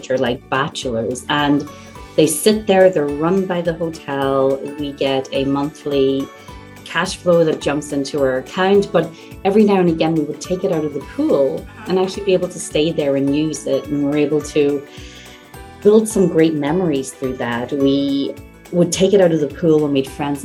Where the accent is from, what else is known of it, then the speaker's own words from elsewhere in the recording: Ireland; now in Ontario, Canada; I'm originally from Ireland, and one of my goals is to acquire and purchase a castle back home in Ireland